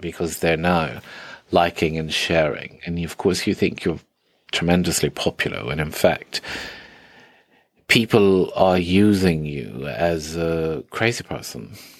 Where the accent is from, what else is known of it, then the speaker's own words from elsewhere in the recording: India; I grew up in India where eighty percent of the population is vegan